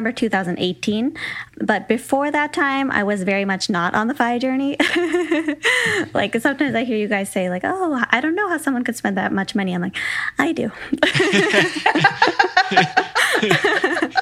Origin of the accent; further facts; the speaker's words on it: Michigan, United States; moved away as an adult; also born or lived in San Francisco; I'm from Michigan originally